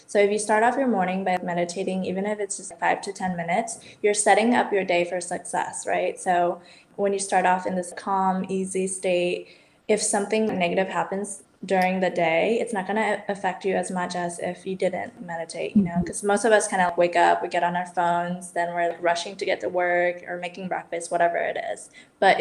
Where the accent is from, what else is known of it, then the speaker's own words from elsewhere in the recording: United States; moved away as an adult; also born or lived in Barcelona, Spain; growing up in the States and moving to Europe